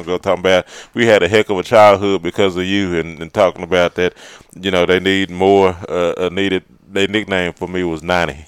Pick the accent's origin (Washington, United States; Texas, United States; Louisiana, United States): Texas, United States; Fort Worth; also born or lived in Malakoff, Texas; I was growing up in Fort Worth